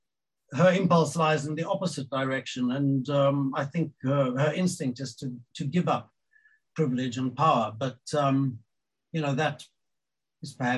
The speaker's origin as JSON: {"language": "English", "town": "Pretoria", "region": "Gauteng", "country": "South Africa", "tie": "born or raised there", "said": "my growing up in Pretoria"}